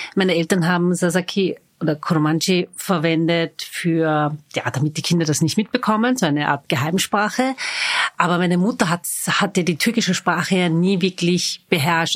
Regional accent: Vienna, Austria; Ich bin waschechte Wienerin

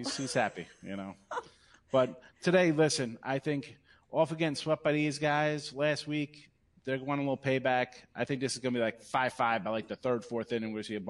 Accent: New York, United States; as a New Yorker here, I'm a Yankee fan

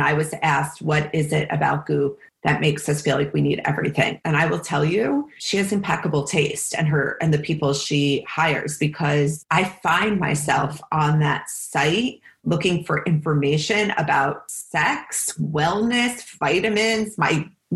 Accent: Livingston, New Jersey, United States; accent: Jappy accent; I'm originally from Livingston, New Jersey, not Long Island

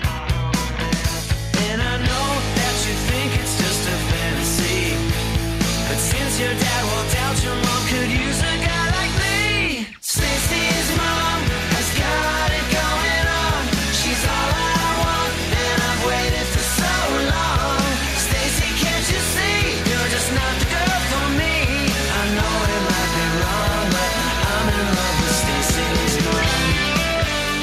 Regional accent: New Jersey, United States; I'm from North Jersey.

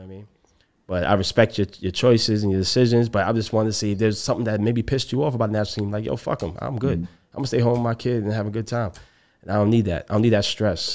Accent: Jamaica; as a Jamaican

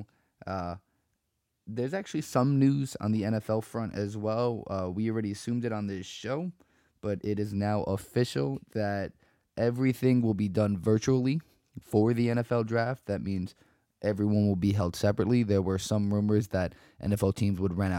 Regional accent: Weehawken, New Jersey, United States; for my hometown, Weehawken sports in general

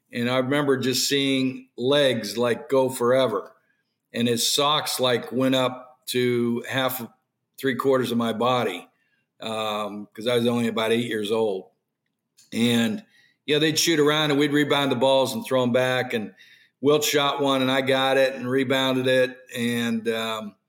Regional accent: Pittsburgh, Pennsylvania, United States; moved away; Pittsburgh was a great place to grow up

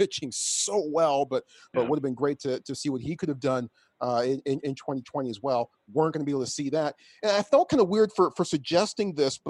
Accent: Midwest City, Oklahoma, United States; I'm from Oklahoma City, Midwest City, actually.

